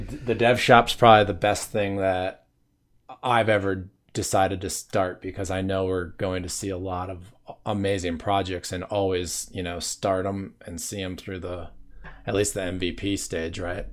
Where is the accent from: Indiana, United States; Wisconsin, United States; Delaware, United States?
Wisconsin, United States; moved away as an adult; also born or lived in Los Angeles, California; when I was thirty, I left my home state of Wisconsin